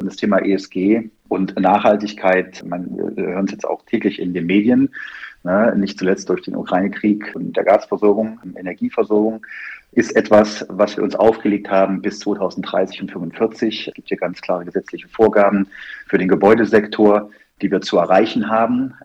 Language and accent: German; Erfurt, Thuringia, Germany; moved away as an adult; also born or lived in Biberach / Cologne; Nachdem ich in Thüringen, Erfurt geboren wurde und dann eine klassische Lehre damals hieß es noch Kaufmann der Grundstücks- und Wohnungswirtschaft gemacht habe, ja. bei einer klassischen Wohnungsbaugesellschaft mit Plattenbauten in Erfurt.